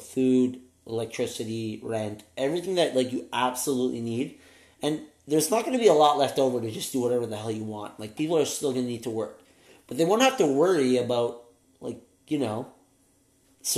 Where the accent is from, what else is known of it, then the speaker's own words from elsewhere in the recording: Canada; since we are Canadian